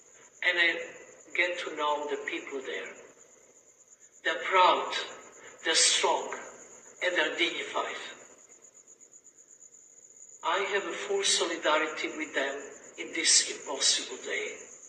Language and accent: English; Serbia; born there; English is a second language; I was born in Yugoslavia, a country which thrived on the cultures from the West and Russia from the East.